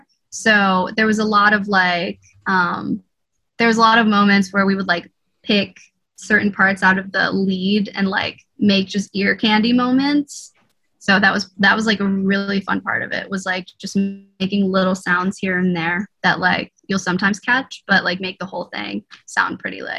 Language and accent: English; Northeast, United States; I'd probably just stay here because I'm from the Northeast.